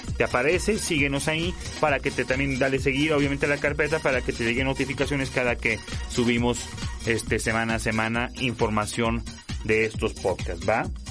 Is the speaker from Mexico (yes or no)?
yes; León, Guanajuato, Mexico; en León, de donde soy yo